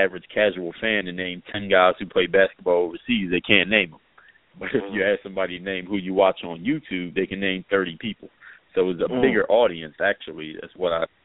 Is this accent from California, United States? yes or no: no; Philadelphia, Pennsylvania, United States; moved away as an adult; now in South Florida, United States; my background is I'm originally from Philadelphia, PA, and now reside in South Florida